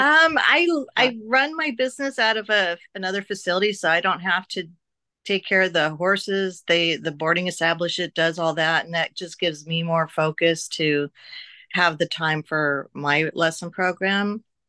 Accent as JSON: {"language": "English", "region": "Oregon", "country": "United States", "moved": "yes", "lives_now": "Las Vegas, United States", "said": "I'm from Oregon where we had so much country and open space and trails and woods"}